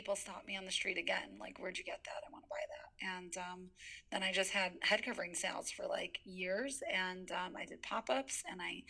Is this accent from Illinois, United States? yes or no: yes; Skokie, Illinois, United States; also born or lived in Tel Aviv, Israel; I'm from Skokie